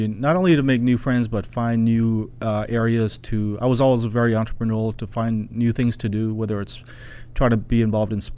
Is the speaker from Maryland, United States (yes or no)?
yes; College Park, Maryland, United States; also born or lived in Bangladesh / Bethesda, Maryland; I grew up in College Park, Maryland. We migrated here from Bangladesh